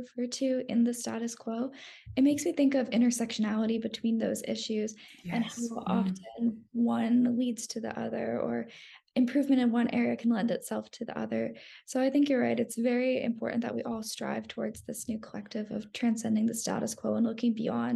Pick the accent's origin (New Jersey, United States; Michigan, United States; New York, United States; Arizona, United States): Arizona, United States; Phoenix; I'm from Arizona, Phoenix, and the area in which I grew up was a very homogenous society